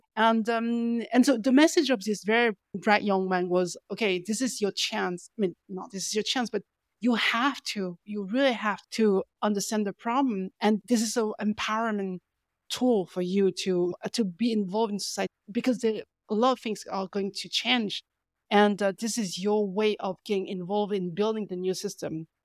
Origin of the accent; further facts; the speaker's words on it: France; also born or lived in Paris; I'm from France